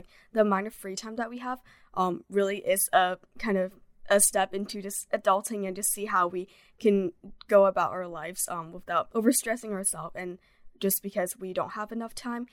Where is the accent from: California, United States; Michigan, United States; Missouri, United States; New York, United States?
California, United States; Bay Area; moved away as an adult; I'm from Bay Area